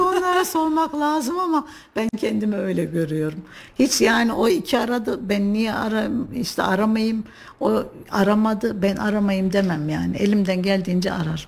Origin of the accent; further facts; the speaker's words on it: Kayseri, Kayseri Province, Turkey; Kayseri'de yaşıyorum doğduğumdan beri